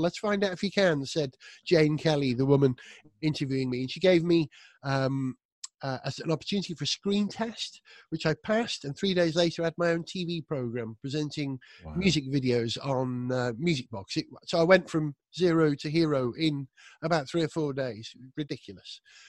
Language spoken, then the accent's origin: English; Wales, United Kingdom; I was brought up in North Wales, and being a Welsh speaker.